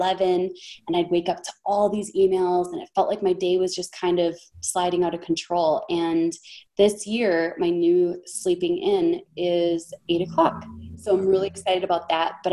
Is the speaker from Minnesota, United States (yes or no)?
yes; Minnesota, United States; I'm from Minnesota.